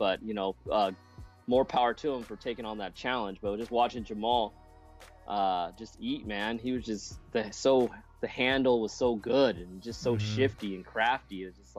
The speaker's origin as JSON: {"language": "English", "town": "Seattle", "region": "Washington", "country": "United States", "tie": "born or raised there", "moved": "yes", "said": "I grew up in Ballard"}